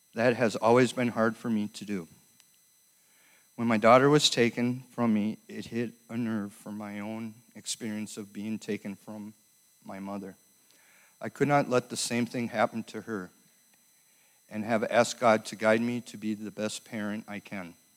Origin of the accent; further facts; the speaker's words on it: Minneapolis, Minnesota, United States; also born or lived in Fridley; I was born in Minneapolis and raised by my mother till I was five years old